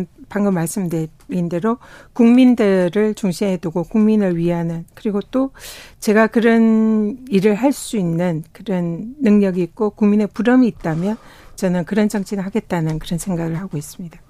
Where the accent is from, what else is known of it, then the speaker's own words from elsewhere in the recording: South Korea; also born or lived in Tongyeong / Busan; 저는 뭐 통영과 부산에서 태어나고 자라서 바다의 딸이다.